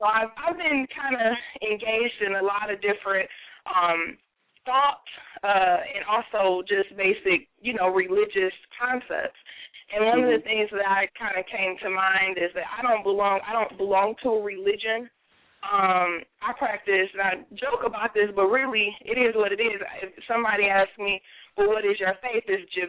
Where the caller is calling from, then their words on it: Detroit, Michigan, United States; Yes, this is … I'm calling from the Detroit area.